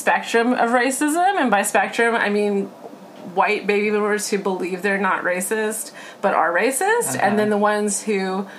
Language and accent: English; Georgia, United States; also born or lived in Portland, Oregon / New York City; now in Los Angeles, United States; I mean, I grew up in Georgia.